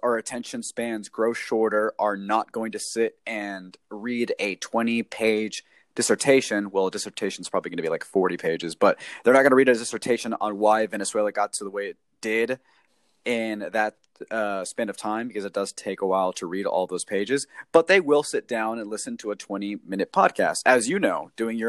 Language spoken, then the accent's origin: English; Texas, United States; I grew up here in the United States, in Texas to be exact